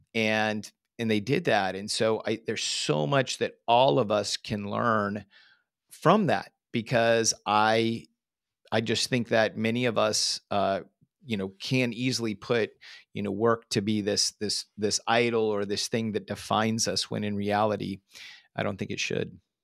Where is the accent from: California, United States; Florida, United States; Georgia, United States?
California, United States; Northern; growing up in Northern California, living in the Silicon Valley